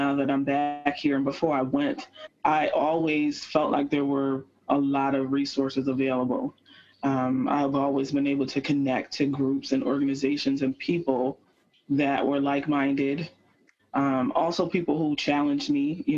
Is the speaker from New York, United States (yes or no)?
yes; Rochester, New York, United States; I've had a really great experience growing up here in Rochester